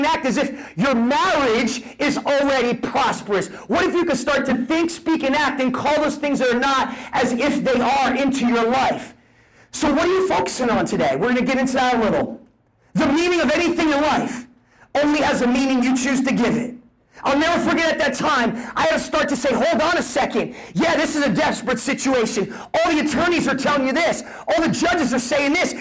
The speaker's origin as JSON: {"language": "English", "region": "New Jersey", "country": "United States", "tie": "born or raised there", "moved": "yes", "said": "I'm a kid from Jersey, grew up on food stamps"}